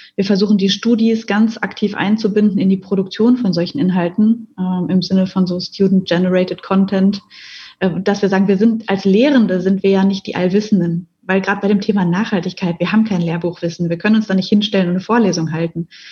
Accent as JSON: {"language": "German", "area": "Ruhr area", "region": "North Rhine-Westphalia", "country": "Germany", "moved": "as an adult", "lives_now": "Mannheim, Germany", "said": "ich komme aus dem Ruhrgebiet, also aus einer Region in Deutschland"}